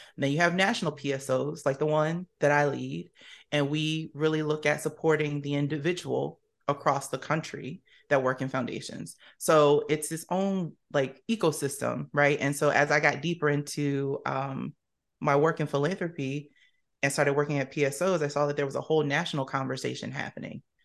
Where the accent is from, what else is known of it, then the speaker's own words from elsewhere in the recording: Camden, New Jersey, United States; now in Washington, D.C. area, United States; originally from Camden, New Jersey, shout out to my Jersey folks